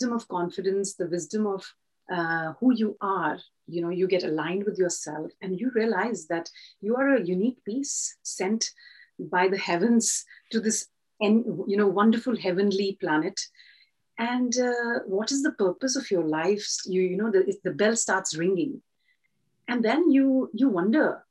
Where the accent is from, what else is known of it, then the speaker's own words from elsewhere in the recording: India; I come from India